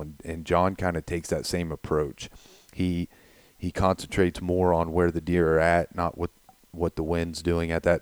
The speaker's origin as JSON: {"language": "English", "region": "Ohio", "country": "United States", "said": "we're from Ohio"}